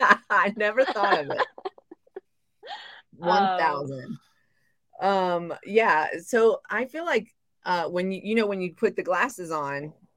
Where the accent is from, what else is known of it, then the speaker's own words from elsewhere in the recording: the South, United States; also born or lived in Japan; I grew up in the South.